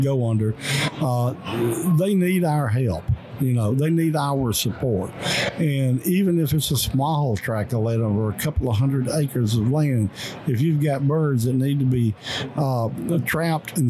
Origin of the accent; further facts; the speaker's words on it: Mississippi, United States; my home state, in the state of Mississippi